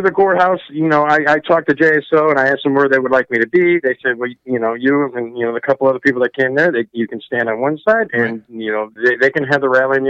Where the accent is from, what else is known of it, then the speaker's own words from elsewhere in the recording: Chicago, Illinois, United States; moved away; I'm originally from Chicago.